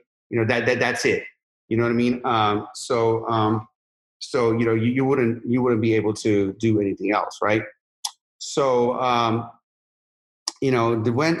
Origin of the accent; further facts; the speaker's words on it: Sharon, Pennsylvania, United States; I'm from Sharon, Pennsylvania, you know? So, you know, if you make $2,000 a month in Sharon, Pennsylvania, and to this day, you're doing amazing.